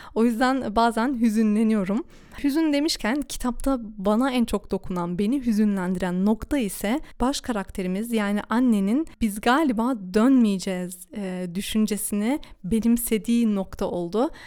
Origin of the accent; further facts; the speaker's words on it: Duisburg, North Rhine-Westphalia, Germany; ben de Almanya'nın Duisburg şehrinde doğdum, büyüdüm ve burada yaşıyorum